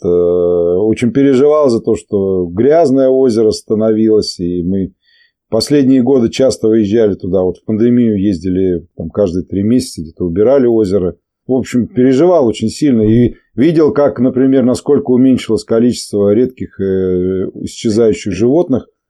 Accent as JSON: {"language": "Russian", "town": "Volzhsky", "region": "Volgograd Oblast", "country": "Russia", "said": "мы из Волжского, и корни мои отсюда из Подволжского"}